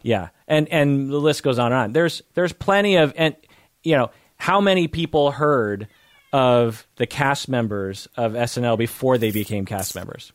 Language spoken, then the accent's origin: English; Seattle, Washington, United States; "Where are you from?" I'll be like, uh, "Seattle."